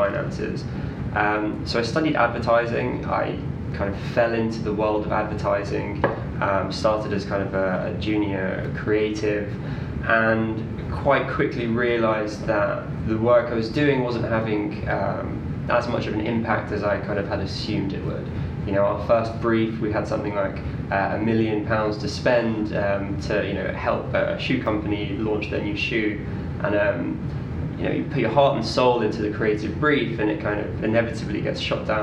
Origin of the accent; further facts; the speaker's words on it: London, United Kingdom; also born or lived in Leeds; I grew up in Northwest London